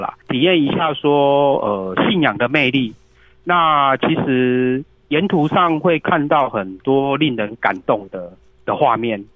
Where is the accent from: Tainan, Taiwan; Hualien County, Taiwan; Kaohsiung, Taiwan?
Tainan, Taiwan; also born or lived in Taipei; 我是台南人